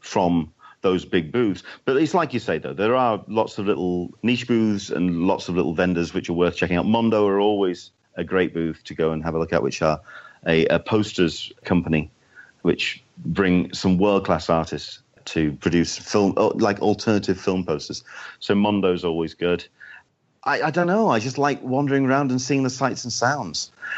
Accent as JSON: {"language": "English", "country": "United Kingdom", "moved": "yes", "lives_now": "San Diego, United States", "said": "being a Brit in California weather"}